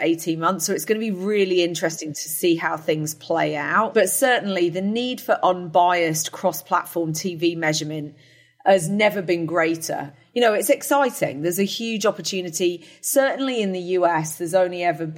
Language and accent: English; United Kingdom; moved away as an adult; also born or lived in New Jersey; now in United States; I am a Brit. But I do live in the United States, been here for coming up on year 16